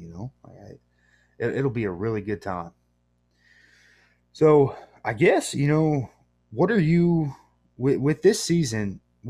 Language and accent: English; Michigan, United States; moved away; born and raised in Michigan